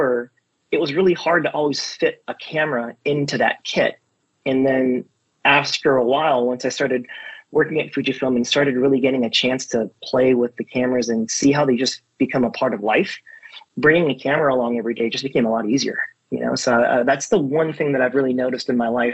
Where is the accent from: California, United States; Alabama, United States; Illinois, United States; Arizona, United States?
California, United States; moved away as an adult; now in New York, United States; I grew up in California